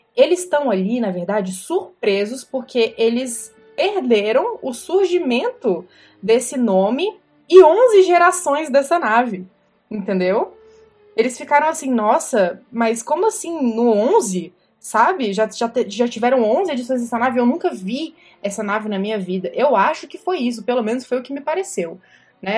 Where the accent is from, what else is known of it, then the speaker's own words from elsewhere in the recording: Brasília, Federal District, Brazil; Eu sou de Brasília